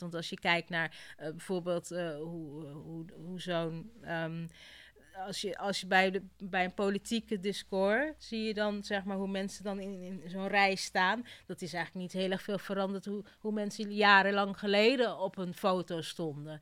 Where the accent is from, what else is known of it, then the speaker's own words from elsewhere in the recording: Kenya; moved away; Ik kom uit Kenia